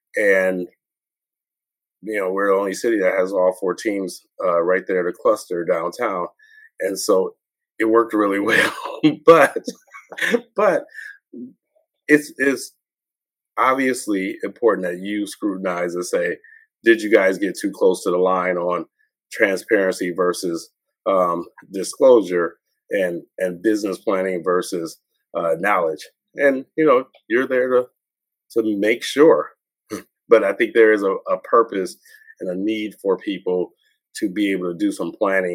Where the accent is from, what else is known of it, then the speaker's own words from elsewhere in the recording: Detroit, Michigan, United States; And people say, where are you from? Oh, I'm from Detroit. And so it's I always had an expectation of coming back. I always felt like Detroit is an amazing city.